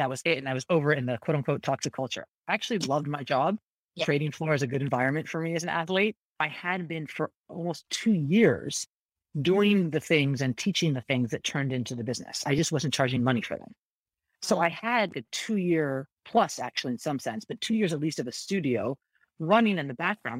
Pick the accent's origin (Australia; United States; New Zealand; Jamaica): United States; Northern California; moved away; also born or lived in New York / London; I grew up in Northern California.